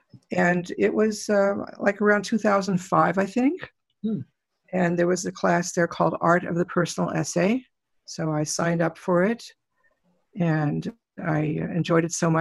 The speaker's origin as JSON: {"language": "English", "town": "Los Angeles", "region": "California", "country": "United States", "tie": "born or raised there", "also_born_or_lived": "Brooklyn, New York", "said": "I grew up in Pacoima"}